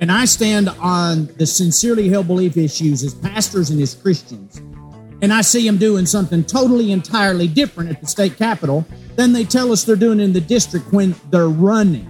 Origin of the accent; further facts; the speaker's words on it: Tennessee, United States; I'm from Tennessee